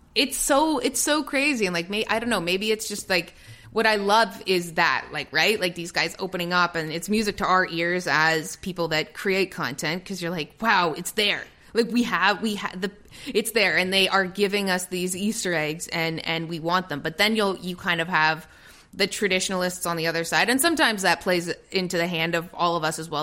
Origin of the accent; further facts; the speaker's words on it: Toronto, Ontario, Canada; moved away as an adult; also born or lived in England / Los Angeles; as a Toronto native